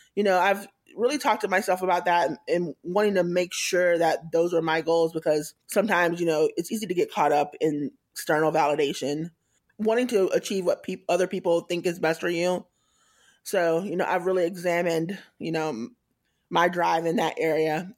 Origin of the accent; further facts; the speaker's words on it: Tallahassee, Florida, United States; moved away as an adult; also born or lived in Atlanta / Kansas City / Boston; now in San Francisco, United States; I grew up in Tallahassee, Florida, which is in North Florida, the Panhandle.